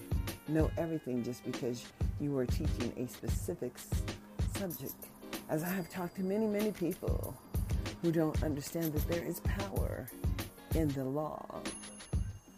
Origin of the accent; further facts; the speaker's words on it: United States; also born or lived in Las Vegas, Nevada; as an American citizen